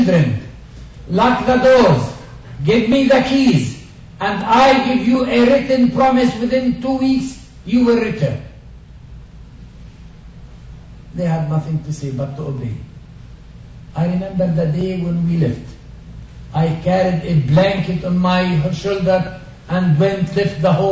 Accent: Galilee, Northern District, Israel; first language Arabic; English is a second language; I was born in Galilee, in a very peaceful, nice, beautiful Arab Christian village.

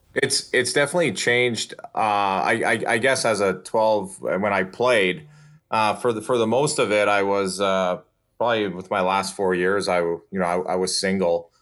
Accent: Saskatchewan, Canada; moved away as an adult; now in Portland, United States; I'm from Saskatchewan

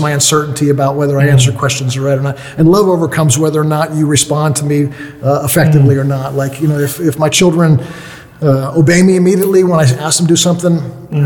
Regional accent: United States; i'm from the united states

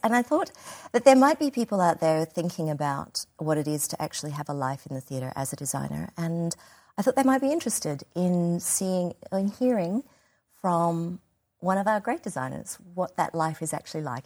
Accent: Australia; being an Australian designer

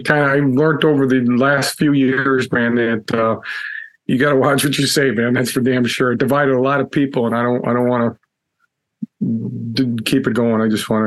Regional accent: Chicago, Illinois, United States; Yeah, I think when we grew up in Chicago, so I kind of knew him from that, you know.

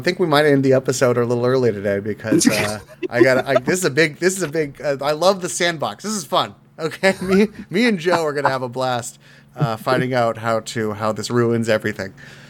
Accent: South Africa; I can't do a South African. I'm South African.

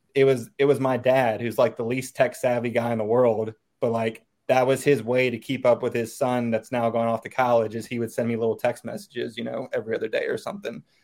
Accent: Chesterfield County, outside Richmond, Virginia, United States; moved away as an adult; now in Northern Virginia, United States; I grew up uh, outside of Richmond Chesterfield County basically Suburbia 101.

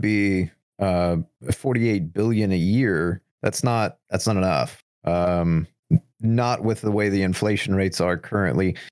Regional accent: United States; just the average American

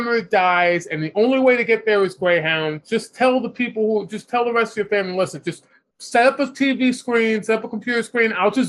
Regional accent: New York City, New York, United States; we both grew up in New York City. I grew up in Manhattan, which is the center of the city.

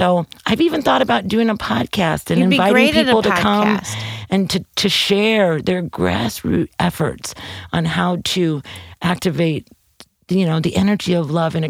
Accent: St. Louis, Missouri, United States; when I tell people I'm from St. Louis, they're like, what?

